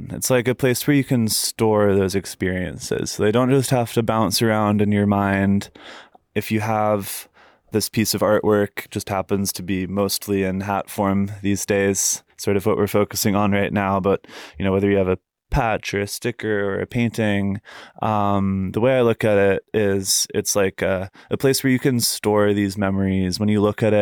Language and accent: English; Fairfax, United States; I think when you're growing up in Fairfax, it's it's hard to really realize how good you've got it as far as your surroundings go.